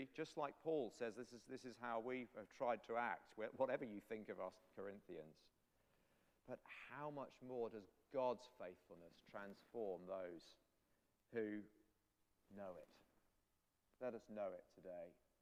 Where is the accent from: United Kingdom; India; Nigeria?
United Kingdom; England; I'm English